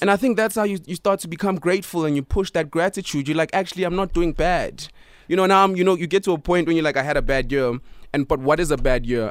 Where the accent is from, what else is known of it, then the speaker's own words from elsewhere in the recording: Pretoria, Gauteng, South Africa; I am from Pretoria